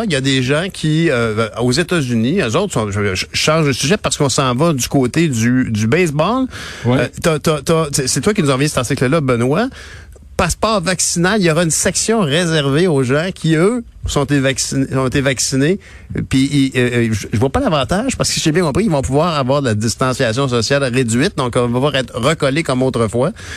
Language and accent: French; Montreal, Quebec, Canada; j'ai grandi à Montréal-Nord